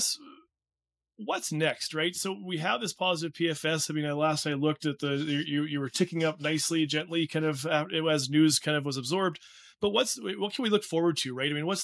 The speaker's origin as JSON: {"language": "English", "region": "Saskatchewan", "country": "Canada", "said": "I'm from Saskatchewan"}